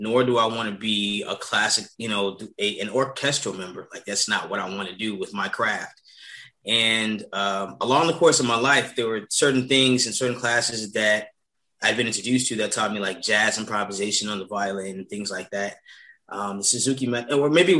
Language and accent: English; Chicago, Illinois, United States; Growing up in Chicago